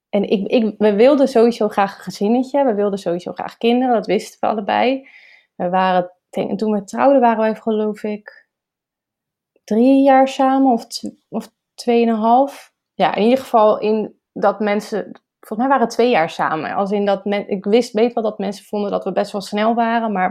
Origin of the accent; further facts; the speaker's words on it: Rotterdam, South Holland, Netherlands; also born or lived in Schiedam; en ik ben geboren en getogen in Rotterdam.